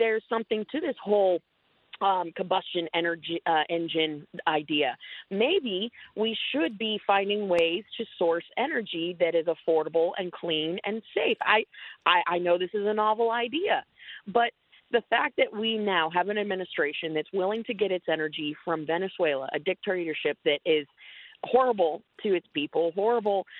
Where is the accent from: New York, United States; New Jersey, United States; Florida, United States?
Florida, United States; we're sitting here in my home state of Florida